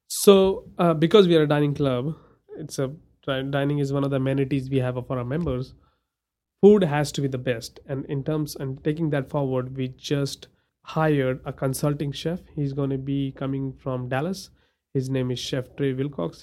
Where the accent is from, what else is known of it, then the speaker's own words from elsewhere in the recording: India; now in Amarillo, United States; I'm from India and my religion is Hindu